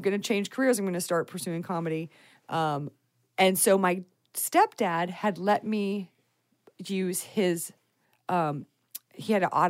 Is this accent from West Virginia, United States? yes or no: no; Texas, United States; moved away; I'm from Texas